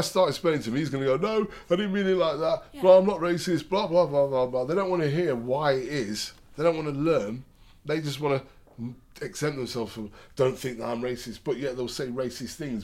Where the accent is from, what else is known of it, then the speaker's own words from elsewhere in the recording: Derby, East Midlands, United Kingdom; I'm from Derby.